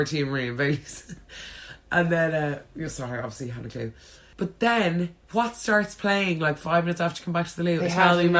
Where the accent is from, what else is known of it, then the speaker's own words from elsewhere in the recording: Ireland; now in London, United Kingdom; the parade is just a great way for us all to celebrate being Irish.